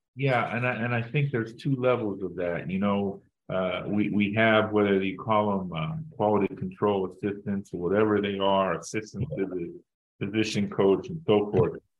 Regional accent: Pittsburgh, Pennsylvania, United States; moved away as an adult; I'm from Pittsburgh

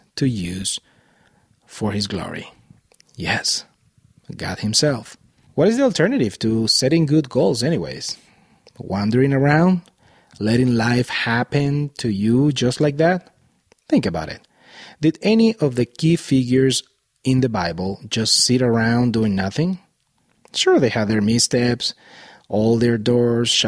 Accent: Venezuela; moved away as an adult; also born or lived in Miami, Florida, United States; now in Boulder Valley, Colorado, United States; I was born and raised in Venezuela until I was 21 years old. Then as a family, we moved to Miami, Florida in the United States

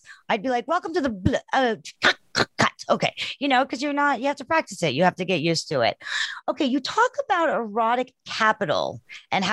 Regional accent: South Africa; I'm from South Africa

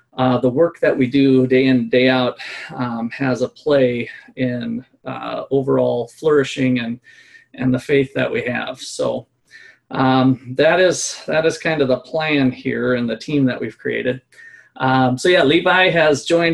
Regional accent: Minnesota, United States; moved away as an adult; also born or lived in Iowa / Kansas; now in Ottawa, Kansas, United States; I'm from Minnesota originally, so if you hear me hanging on to my O's, that's why

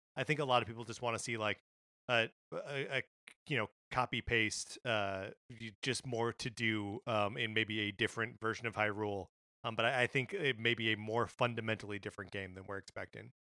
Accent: Wisconsin, United States; now in California, United States; my home state of Wisconsin

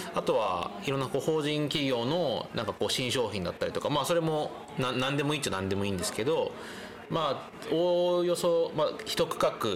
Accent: Semboku, Akita, Japan; moved away as an adult; also born or lived in Tokyo; now in Ugo, Japan; 秋田県仙北市

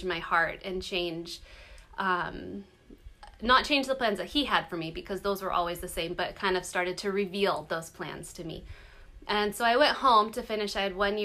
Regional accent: California, United States; I grew up in California in this little teeny tiny town

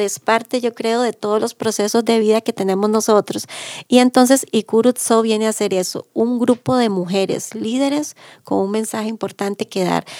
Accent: Maleku indigenous territory, Alajuela, Costa Rica; soy del territorio indígena de los Malecos

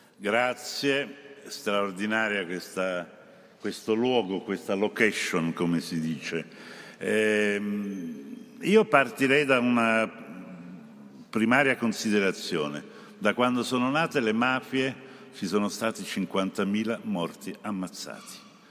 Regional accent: Naples, Campania, Italy; io penso ovviamente alla mia terra, a Napoli

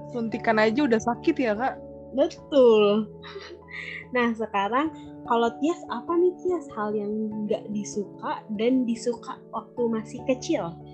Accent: Jakarta, Indonesia; now in Cibitung, Indonesia; Dulu tuh waktu kecil aku tinggalnya di Halim di kampung Makassar, Jakarta Timur. Sekarang aku udah pindah nih sama keluarga aku pindah ke Cibitung.

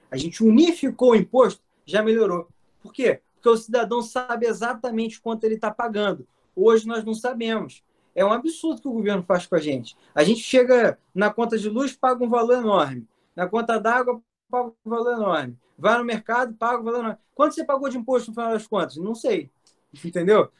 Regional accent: Rio de Janeiro, Brazil; como um bom carioca

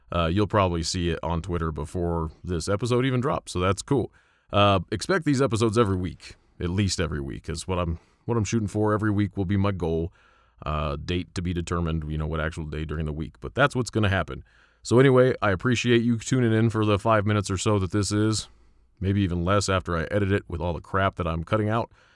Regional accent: Colorado, United States; I'm from Colorado.

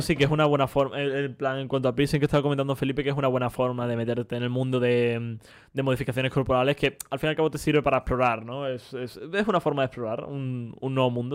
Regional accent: Spain; nosotros que somos españoles

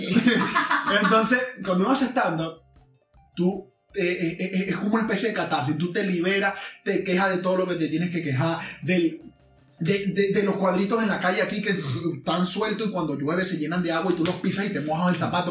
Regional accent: Zulia, Venezuela; moved away; yo soy de un pueblo pequeño de, la costa oriental, no soy de Maracaibo

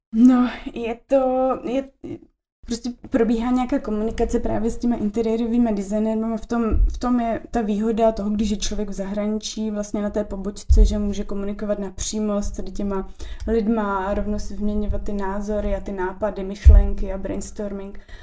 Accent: Olomouc, Olomouc Region, Czechia; now in Prague, Czech Republic; my jsme oba z Olomouce, potkali jsme se na gymnáziu

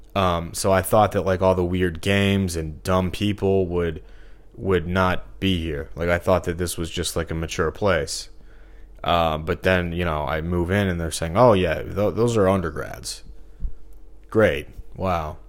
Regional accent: Missouri, United States; moved away as an adult; I'm from Missouri. You know, I haven't lived here since twenty fifteen. But, um, it's just like for the first, what, twenty-three years of my life I was here.

